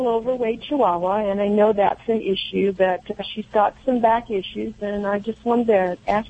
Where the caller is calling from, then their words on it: Bend, Oregon, United States; I'm calling from the very hot Bend, Oregon.